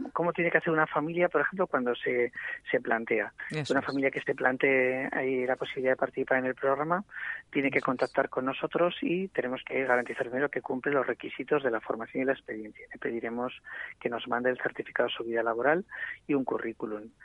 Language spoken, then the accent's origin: Spanish; Bilbao, Basque Country, Spain; moved away as an adult; now in Gipuzkoa, Spain; yo soy de origen de Bilbao, pero llevo viviendo casi 23 años en Guipúzcoa